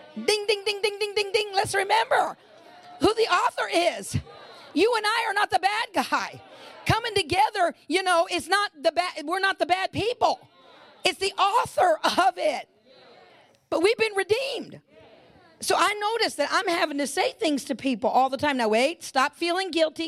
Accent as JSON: {"language": "English", "region": "California", "country": "United States", "tie": "born or raised there", "said": "I'm in California. I was born and raised in California"}